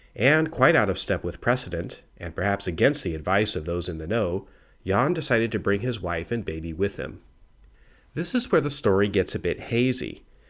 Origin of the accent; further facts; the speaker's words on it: Oregon, United States; I'm from Oregon